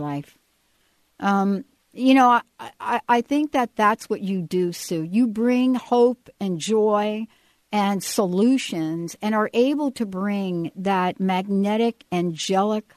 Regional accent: United States; also born or lived in New Jersey; now in Denver, United States; I grew up in New York and New Jersey

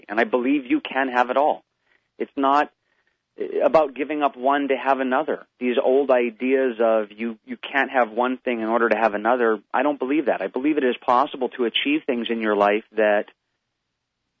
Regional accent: Hawaii, United States; I grew up in Hawaii, and I grew up in the islands.

